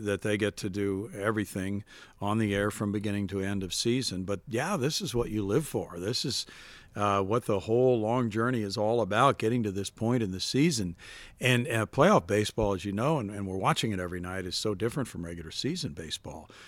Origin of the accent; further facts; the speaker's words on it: Missouri, United States; I would listen to radio every night to the Cardinals growing up in Missouri